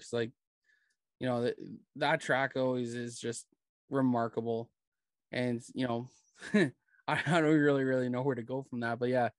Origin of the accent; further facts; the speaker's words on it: Brampton, Ontario, Canada; also born or lived in Erin, Ontario / Guelph, Ontario; I work up in Erin, and I call my hometown at Brampton.